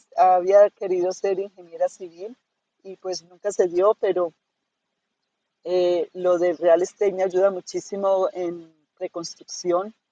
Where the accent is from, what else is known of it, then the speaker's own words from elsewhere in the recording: Manizales, Caldas, Colombia; moved away as an adult; also born or lived in Cali, Colombia; now in Florida, United States; soy colombiana, eh, soy de la región de, de Caldas, de Manizales